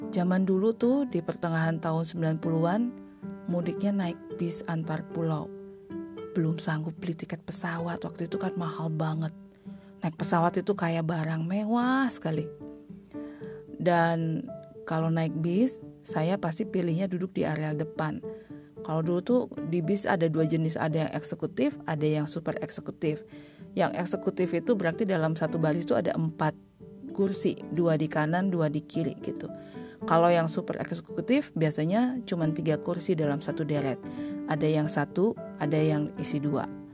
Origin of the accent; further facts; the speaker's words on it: Bali, Indonesia; also born or lived in Bandung; lahir dan besar di Bali